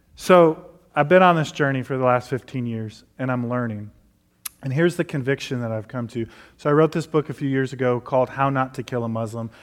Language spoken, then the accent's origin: English; Detroit, Michigan, United States; now in Nashville, United States; I grew up in Detroit